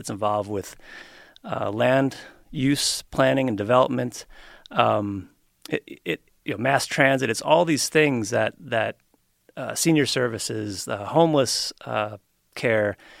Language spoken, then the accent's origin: English; New York, United States; also born or lived in Colorado / San Francisco / Keene, New Hampshire; now in Reno, United States; I grew up in New York